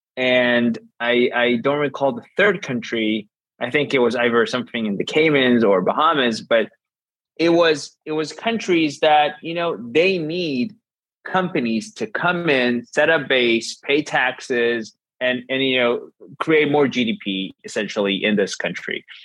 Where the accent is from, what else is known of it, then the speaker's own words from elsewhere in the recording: Israel; I'm from Israel.